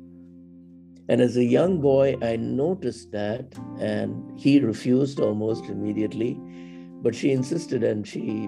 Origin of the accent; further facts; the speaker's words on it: South India, India; moved away as an adult; also born or lived in Madras, India; now in Rochester, United States; I was born in South India and came here after having finished my master's in public administration